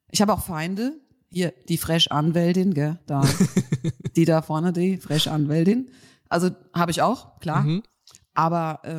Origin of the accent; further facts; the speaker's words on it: Hesse, Germany; ich komme ja aus dem Rhein-Main-Gebiet